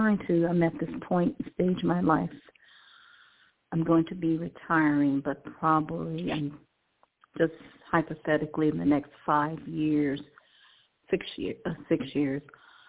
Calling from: Cleveland, Ohio, United States; I'm calling from Cleveland, Ohio.

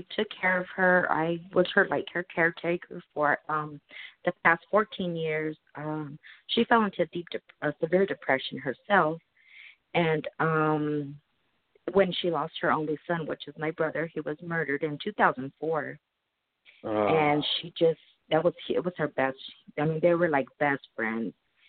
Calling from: Arizona, United States; I'm calling from Arizona.

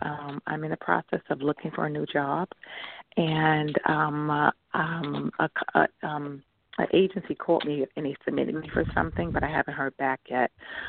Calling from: New York, United States; I'm from New York. Thanks for taking my call.

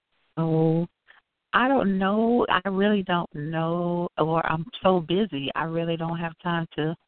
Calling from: Chicago, Illinois, United States

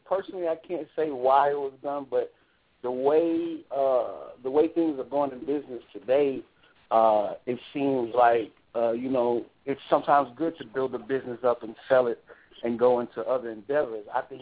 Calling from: Alexandria, Louisiana, United States; I'm calling from Alexandria, Louisiana.

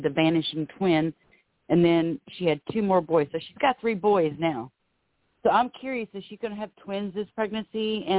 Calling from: Florida, United States; calling from Florida.

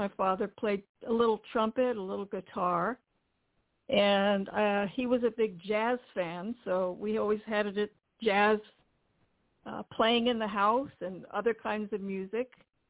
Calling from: Pasadena, California, United States; I'm calling from Pasadena, California.

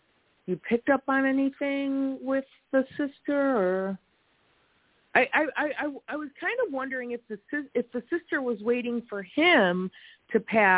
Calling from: Wisconsin, United States; I'm calling from Wisconsin.

